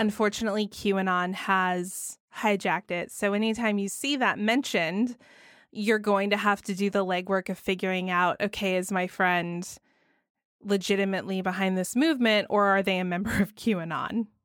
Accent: Georgia, United States; my home state of Georgia

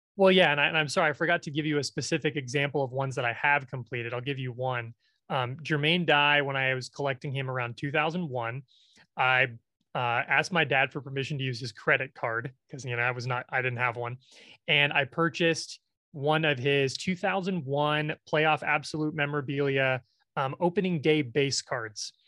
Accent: Nebraska, United States; I am from Nebraska, where we have no professional sports teams.

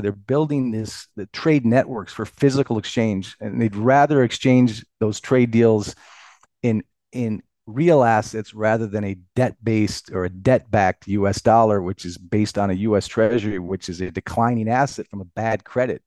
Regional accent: United States; proud as an American

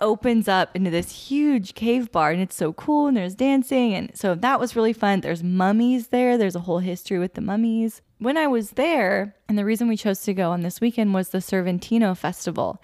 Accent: Woodland, California, United States; we're from Woodland where it also gets very hot

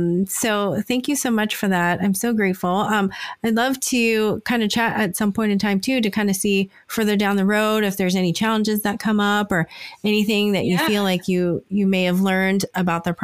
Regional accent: United States; accent: American; I was born in the US, but I'm Asian descent

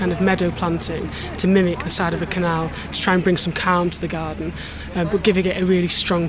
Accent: Manchester, North West England, United Kingdom; I'm from Manchester.

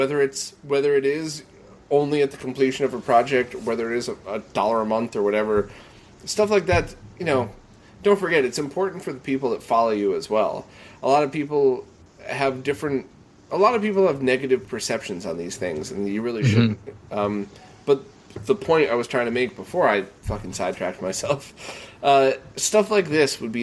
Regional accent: Bridgeport, Connecticut, United States; I grew up in Bridgeport, Connecticut

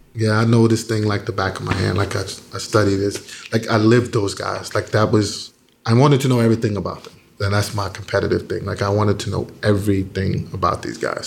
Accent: New York City, New York, United States; I grew up in Bedford Stuyvesant in Brooklyn on, uh, on Gates Avenue

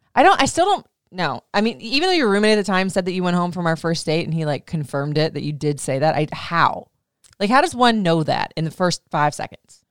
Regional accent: Florida, United States; also born or lived in Memphis / Michigan; now in Maryland, United States; I grew up in Florida for like most of my life and then I was in like hotter states like Memphis. I did have one year stint in Michigan.

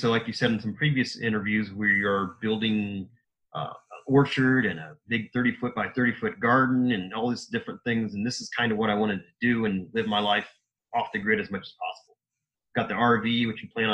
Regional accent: Indiana, United States; I was born and raised in Indiana, so a Hoosier.

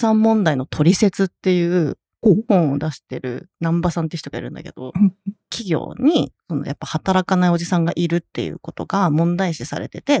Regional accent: Kansai, Japan; 私関西なんですよ。ずっと関西だったんで、

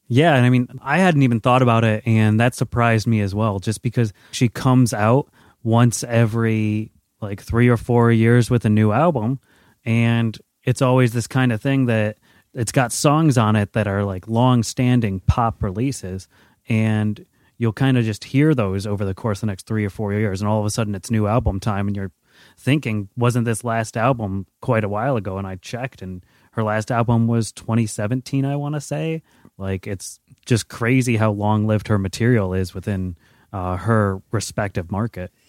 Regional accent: United States; as an American

